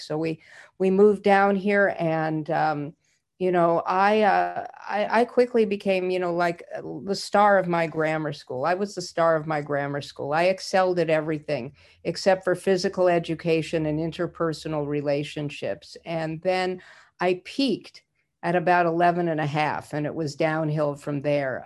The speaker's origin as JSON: {"language": "English", "region": "Idaho", "country": "United States", "said": "I'm a Jew from Idaho"}